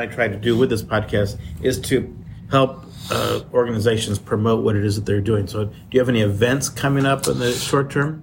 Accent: Midwest, United States; I grew up in the Midwest.

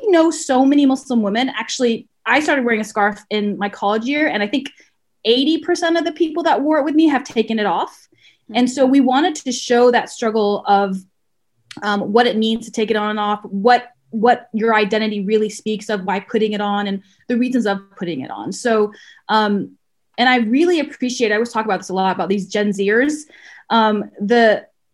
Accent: the South, United States; I growing up brown in the South

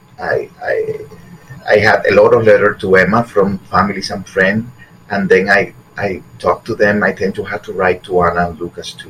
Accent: Havana, Cuba; moved away; also born or lived in Guantanamo, Cuba / Miami, United States; We moved from Guantanamo to Havana

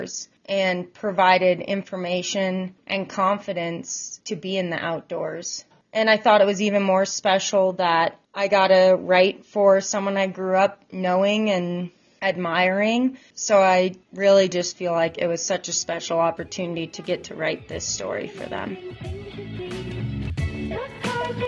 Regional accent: Bozeman, Montana, United States; moved away as an adult; now in Sun Valley, United States; I was born and raised in Bozeman, Montana, and I'm currently living in the Sun Valley area

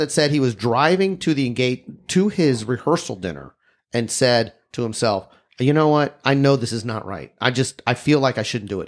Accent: Texas, United States; I'm from Texas.

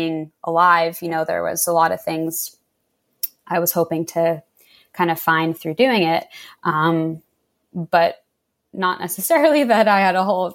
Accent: right outside of Philadelphia, Pennsylvania, United States; I grew up right outside of Philadelphia

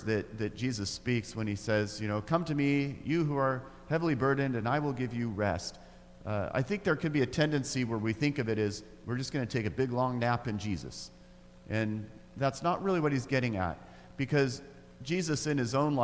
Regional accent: Grants Pass, Oregon, United States; I grew up in Grants Pass, Oregon, in the deep south.

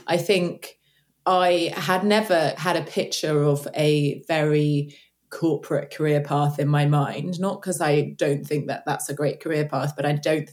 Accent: London, United Kingdom; also born or lived in Cape Town; So I'm from London. Well, I'm from the east part of the UK

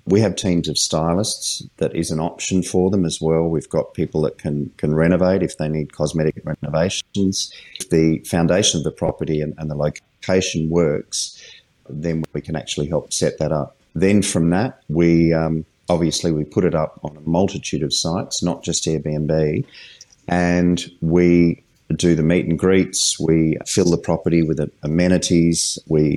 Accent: Adelaide, South Australia, Australia; I'm actually from Adelaide

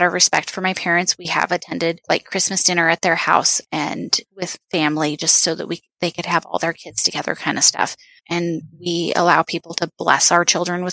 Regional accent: rural Oregon, United States; moved away as an adult; also born or lived in Tucson, Arizona; I grew up in rural Oregon.

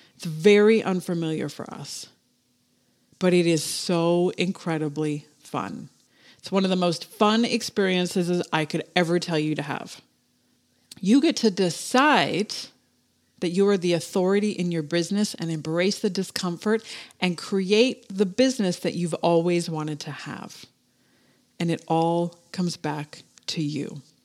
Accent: Canada; I'm fucking Canadian.

